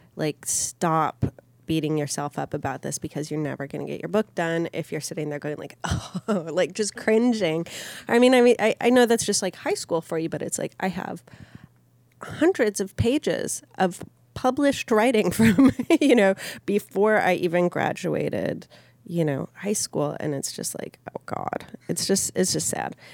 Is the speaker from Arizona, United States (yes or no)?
no; Minneapolis, Minnesota, United States; I grew up in Minneapolis